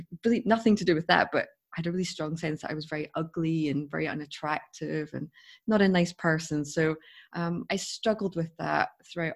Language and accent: English; Scotland, United Kingdom; I come from Scotland, as you can tell by my accent.